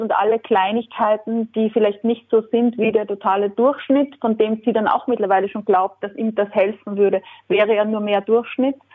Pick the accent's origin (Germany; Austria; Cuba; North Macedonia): Austria; ich bin Österreicherin und das merkt man, nicht nur wenn man meine Stimme hört, sondern glaube ich auch, wenn man Texte liest von mir, da gibt es immer ein paar Sachen, die sind dann schon österreichisch